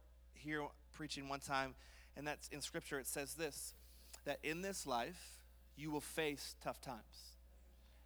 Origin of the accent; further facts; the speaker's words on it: Montreal, Quebec, Canada; I grew up in Montreal